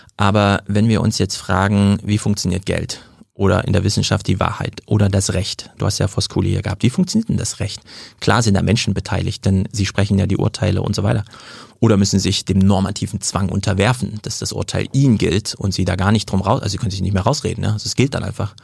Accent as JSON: {"language": "German", "town": "Jena", "region": "Thuringia", "country": "Germany", "moved": "yes", "lives_now": "Frankfurt, Germany", "said": "Ich komme aus Jena, mhm. aus Thüringen. Ich bin also auch so ein ostdeutscher Flüchtling"}